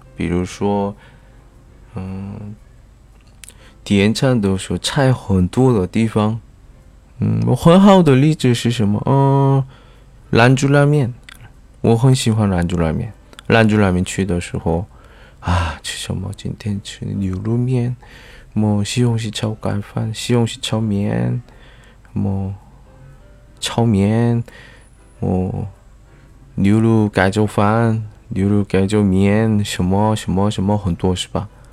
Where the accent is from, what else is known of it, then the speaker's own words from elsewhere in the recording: South Korea; 来自韩国的外教